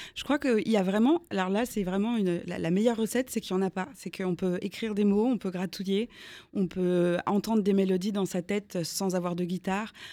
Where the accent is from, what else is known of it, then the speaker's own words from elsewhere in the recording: Strasbourg, Grand Est, France; J'ai grandi euh, à Strasbourg.